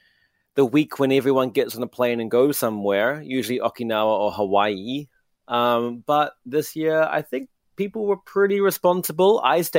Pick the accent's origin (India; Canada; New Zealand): New Zealand; accent: New Zealand; I'm very interested in the remnants of the ruins of my New Zealand accent as my family would, you know, view it. It's not much of it left, to be honest.